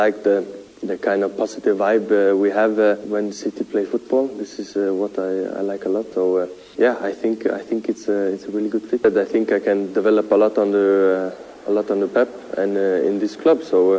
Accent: England, United Kingdom; born there; English is a second language; I was born in England. I've been a City fan my whole life.

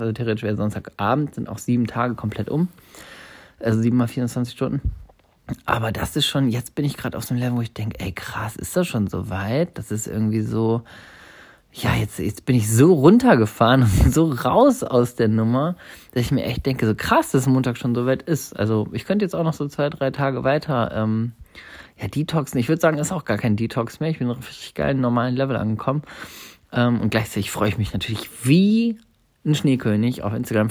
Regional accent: Hamburg, Germany; moved away; Moin, moin aus Hamburg, sag ich. Das ist meine Heimatstadt.

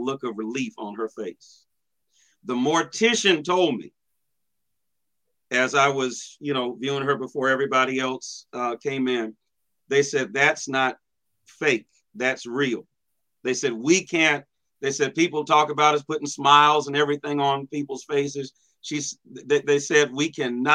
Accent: Washington, United States; now in Midwest, United States; my home state of Washington

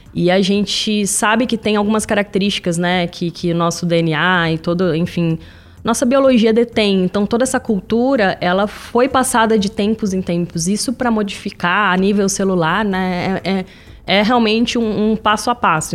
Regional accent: São José dos Campos, São Paulo, Brazil; moved away as an adult; now in São Paulo, Brazil

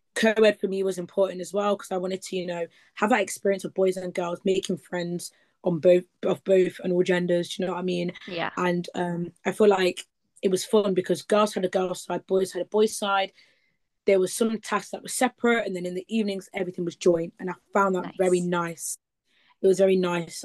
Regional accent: Leicester, East Midlands, United Kingdom; I'm from Leicester in the East Midlands.

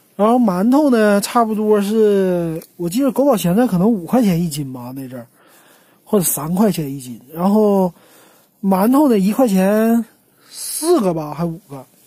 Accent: Northeast China, China; now in Shanghai, China; 咱们东北那边儿

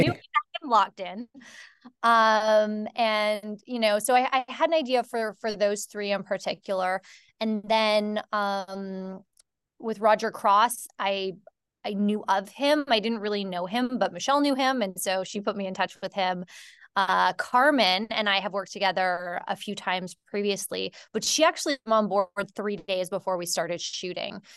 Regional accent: Canada; I'm from Canada

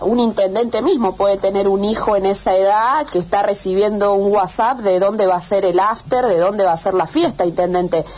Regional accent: Jovita, Córdoba, Argentina; yo soy de Jovita

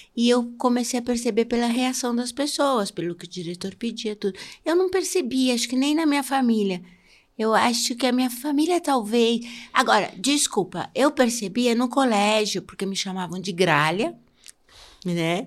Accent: São Paulo, Brazil; accent: paulista; moved away; also born or lived in Rio de Janeiro; meu sotaque era muito paulista

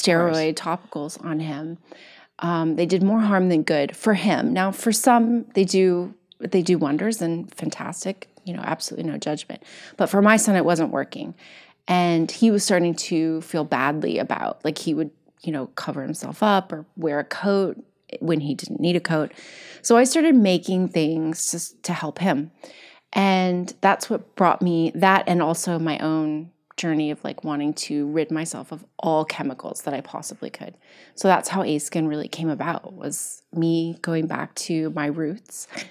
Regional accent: Kentucky, United States; I'm from Kentucky

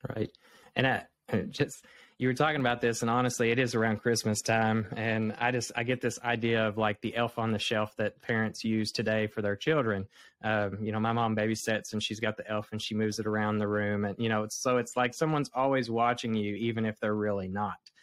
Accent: the Bible Belt, United States; I'm from the Bible Belt. I was raised here

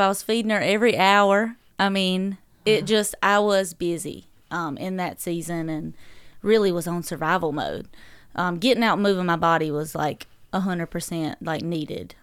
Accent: Dublin, North Carolina, United States; accent: southern drawl; moved away as an adult; also born or lived in Fayetteville, North Carolina; now in Owensboro, United States; I grew up in Dublin, North Carolina, um, peanut capital of the world

